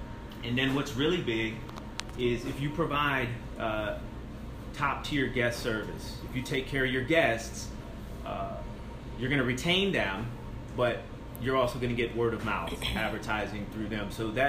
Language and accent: English; East Coast, United States; now in Largo, United States; I come from the East Coast, where if you're 3 miles away from the beach like Largo is, your properties are half a million to multi-million dollar homes.